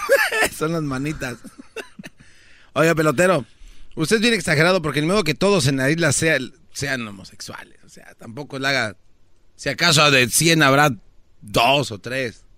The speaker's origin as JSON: {"language": "Spanish", "country": "Mexico", "said": "soy mexicano"}